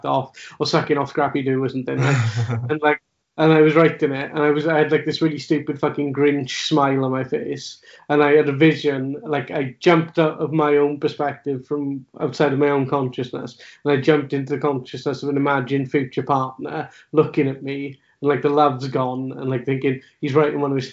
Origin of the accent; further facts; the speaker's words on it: Wales, United Kingdom; as a Welsh speaker